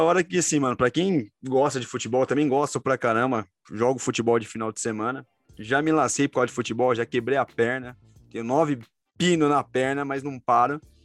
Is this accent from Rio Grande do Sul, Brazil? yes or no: no; Guarulhos, São Paulo, Brazil; Eu que sou aqui da Vila, Vila Alzira.